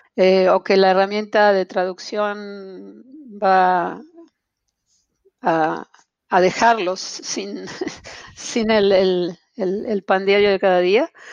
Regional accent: Buenos Aires, Argentina; accent: porteño; moved away as an adult; now in Montreal, Canada; sigo, sigo siendo tan porteña como el mate amargo. Eh, no, han podido, no han podido con mi acento

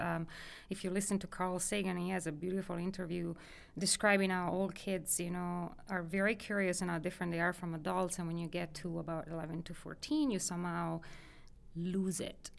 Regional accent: near Milan, Lombardy, Italy; moved away as an adult; also born or lived in Amsterdam; I grew up in the northern side of Italy near Milan, which is just southwest of Milan

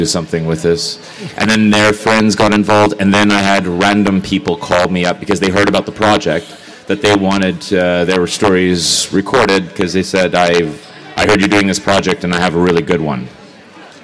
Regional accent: Canada; I'm Canadian.

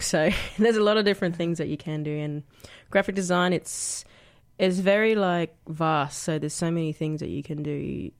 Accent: Brisbane, Queensland, Australia; moved away as an adult; now in Canberra, Australia; I grew up in Anala. It's a little suburb on the outskirts of, uh, Brisbane. uh, Queensland.

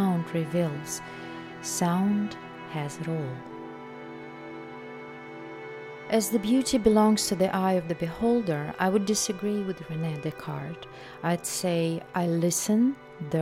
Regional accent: Belarus; moved away; my home country, Belarus.

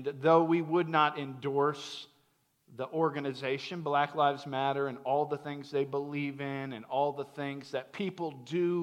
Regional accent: Central Florida, United States; I grew up in Central Florida, middle class kid

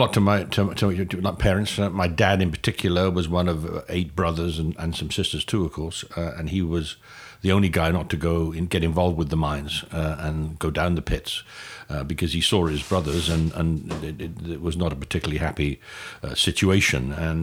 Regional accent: Newport, Wales, United Kingdom; moved away as an adult; also born or lived in London, United Kingdom; now in United States; I'm an American now, but I'm a Welsh-born American. I grew up in Newport, and I did actually leave Newport when I went to college in London when I was 18.

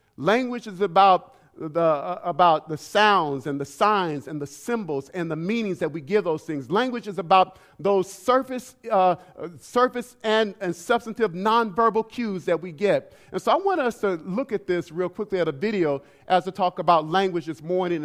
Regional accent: Alabama, United States; also born or lived in Sanford, Florida; now in Detroit, United States; Alabama, which is where I was born

